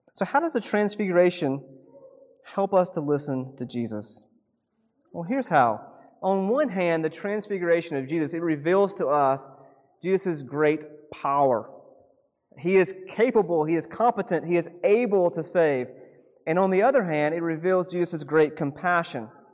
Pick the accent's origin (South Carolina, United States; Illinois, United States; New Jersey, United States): South Carolina, United States; moved away as an adult; also born or lived in Seattle; now in Oregon, United States; I grew up in South Carolina, and for some reason, when I was a kid, nobody played soccer